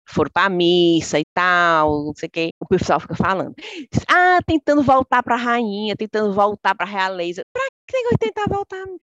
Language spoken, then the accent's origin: Portuguese; Brazil; now in United Kingdom; somos nós, né, brasileiras